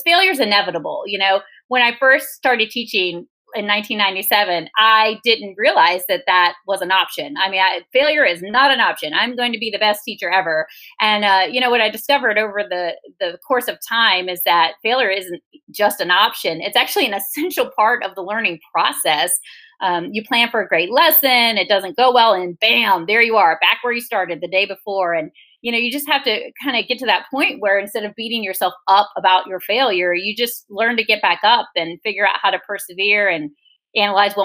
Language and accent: English; Virginia, United States; moved away as an adult; also born or lived in Las Vegas, Nevada / Memphis, Tennessee; I'm from Virginia on the East Coast